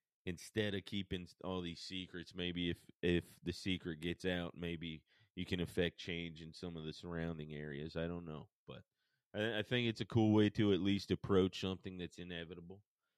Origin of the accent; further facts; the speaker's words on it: Paulding County, Georgia, United States; now in Cheatham County, Tennessee, United States; growing up in Paulding County, Georgia